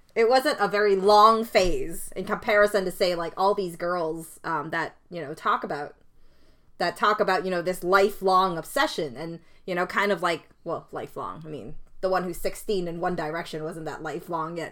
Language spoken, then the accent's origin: English; Canada; I didn't immigrate here. I was born in Canada.